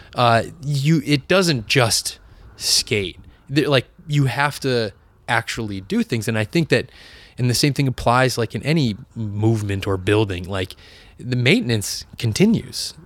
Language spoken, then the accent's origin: English; New Bedford, Massachusetts, United States; growing up in Massachusetts, um, in really in pla, a place like New Bedford, in the New Bedford area